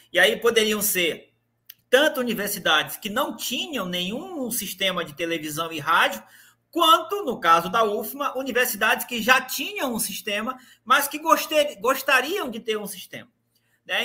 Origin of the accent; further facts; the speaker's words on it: Imperatriz, Maranhão, Brazil; eu sou de Imperatriz